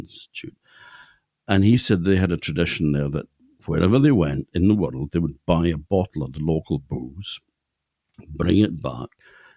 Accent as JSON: {"language": "English", "area": "Orkney", "region": "Scotland", "country": "United Kingdom", "tie": "born or raised there", "said": "born on a small farm called Valdegar, down by the sea"}